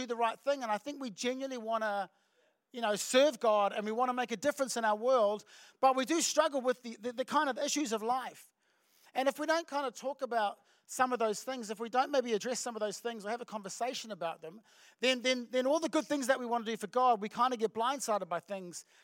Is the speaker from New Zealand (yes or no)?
yes; Auckland, New Zealand; I'm from Auckland